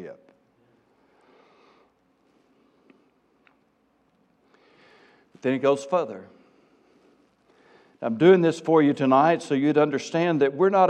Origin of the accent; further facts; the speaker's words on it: South Arkansas, United States; accent: South Arkansas; Forgive my South Arkansas coming out